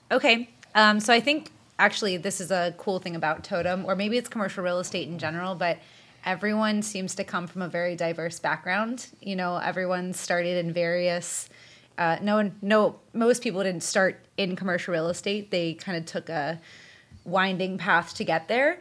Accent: Pittsburgh, Pennsylvania, United States; also born or lived in Washington, D.C.; since I'm from Pittsburgh and I wanted to be closer to my family, I moved back here

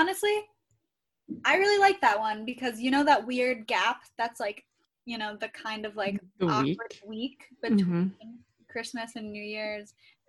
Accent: Ohio, United States; moved away; I am from Ohio

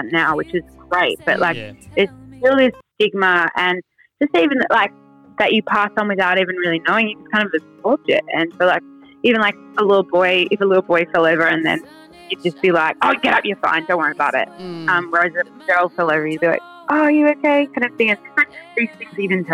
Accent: Western New South Wales, Australia; I grew up in Western New South Wales

